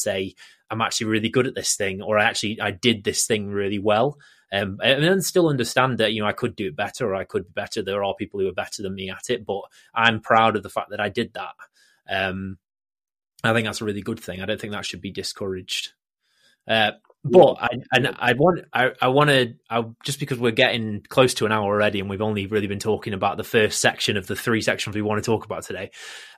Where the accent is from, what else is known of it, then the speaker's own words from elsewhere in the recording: England, United Kingdom; we're both English